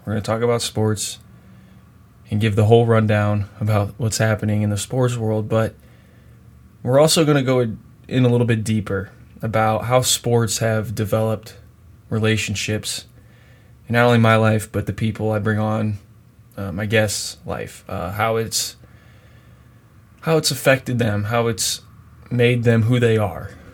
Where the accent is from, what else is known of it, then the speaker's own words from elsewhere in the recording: Bryan, Ohio, United States; moved away as an adult; now in Indiana, United States; my back home in the hometown of Bryan, Ohio.